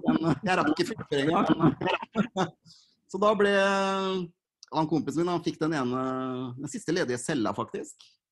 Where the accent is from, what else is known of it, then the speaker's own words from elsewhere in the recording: Fredrikstad, Østfold, Norway; jeg er 37 og født og oppvokst i Fredrikstad